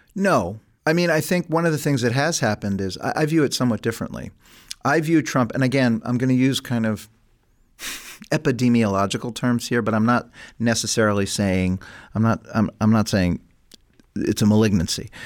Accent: New York City, New York, United States; I come from New York City

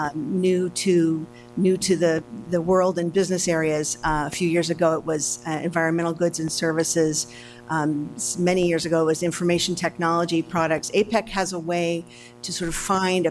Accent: Seattle, Washington, United States; I'm from Seattle

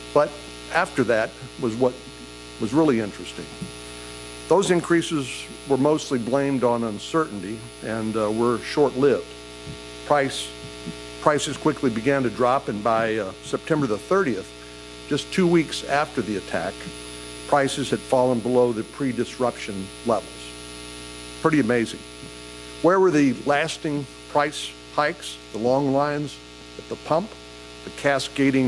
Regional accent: Texas, United States; I'm from Texas

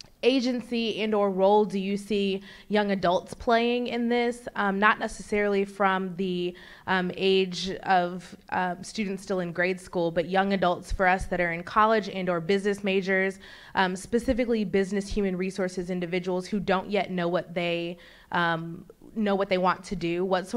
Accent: Texas, United States; now in Washington, DC, United States; I'm also born and raised in Texas.

